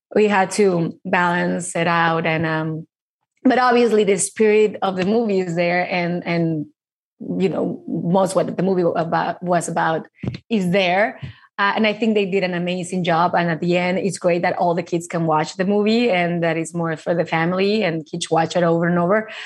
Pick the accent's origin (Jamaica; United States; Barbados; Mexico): Mexico; I grew up in Mexico